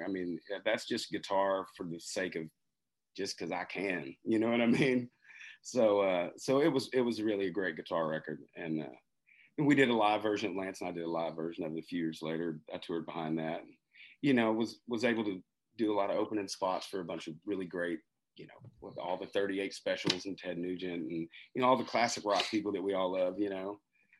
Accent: Marshall, Texas, United States; I'm from Marshall, Texas.

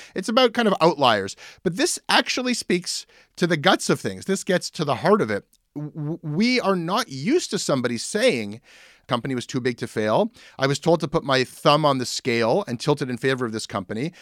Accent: Canada; being Canadian

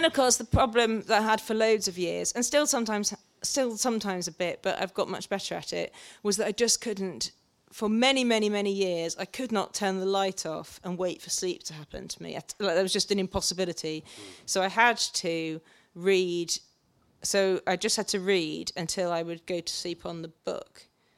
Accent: South West England, United Kingdom; born there; And I sounded posh, you know, because I was born in Cornwall and the Irish father and moved around a bit.

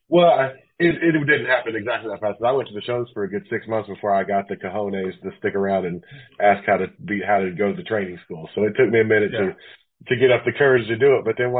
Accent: Henryetta, Oklahoma, United States; I was born in Henrietta, Oklahoma. I didn't live there. We lived in a when I was born, we lived out in the country

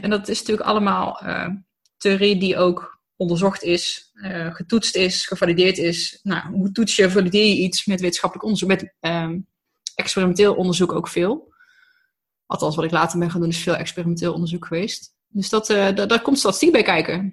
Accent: Tilburg, North Brabant, Netherlands; born or raised there; also born or lived in Germany

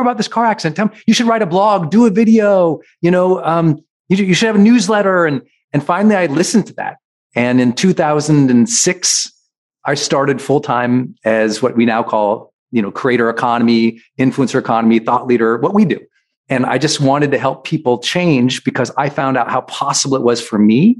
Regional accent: Montana, United States; I'm from Montana.

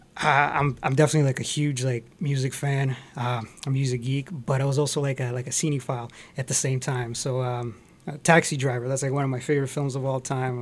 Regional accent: Montreal, Quebec, Canada; moved away as an adult; also born or lived in Scarborough, Toronto; now in Toronto, Canada; Actually, originally, I grew up in Montreal

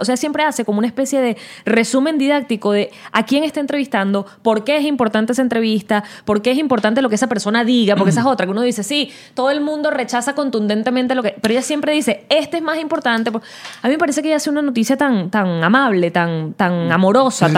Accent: Venezuela

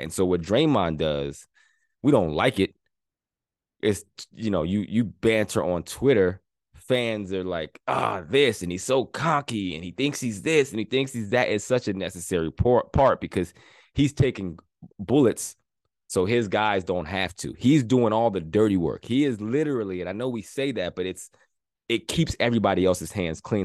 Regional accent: Pennsylvania, United States; I'm from Pennsylvania, Pittsburgh Steelers.

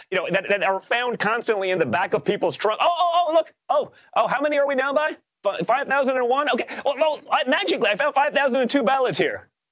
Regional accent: New York, United States; we are from New York.

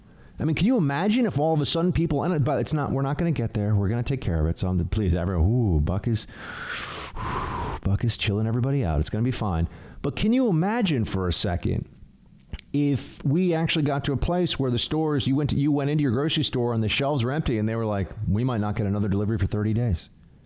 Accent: Pennsylvania, United States; I'm from Western PA, and so far everyone is acting like it's business as usual

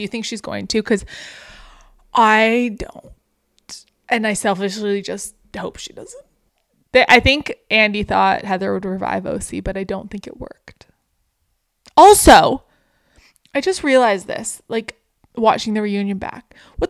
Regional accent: Canada; apparently huge thing in the States because we're Canadian.

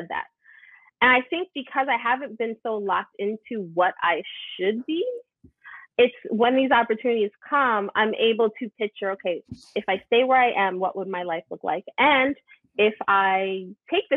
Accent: New York City, New York, United States; I'm from Brooklyn

